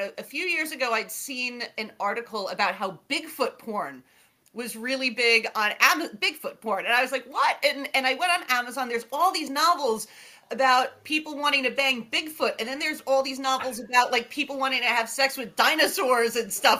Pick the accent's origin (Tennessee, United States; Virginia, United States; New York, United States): New York, United States; New York City; I grew up in near Coney Island in Brooklyn